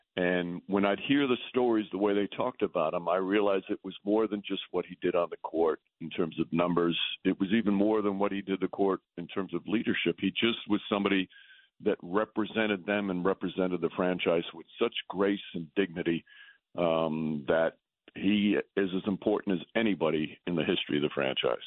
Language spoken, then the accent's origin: English; New York, United States; I'm from New York my whole life.